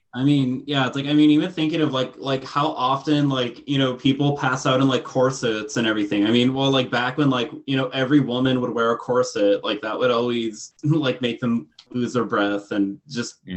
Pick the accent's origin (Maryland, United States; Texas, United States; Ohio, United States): Texas, United States; I grew up in Texas